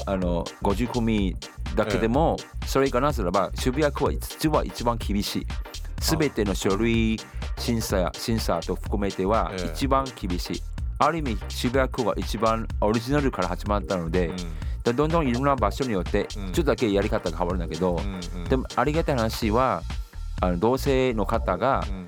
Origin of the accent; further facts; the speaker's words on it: Singapore; Japanese is a second language; moved away as an adult; now in Japan; シンガポール生まれ実は今年2021年は私日本来て30年目です